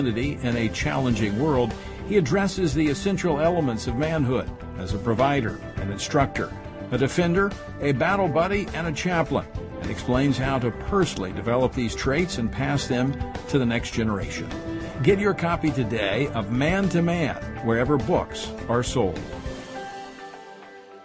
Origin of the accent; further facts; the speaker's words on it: Oklahoma, United States; I grew up in Oklahoma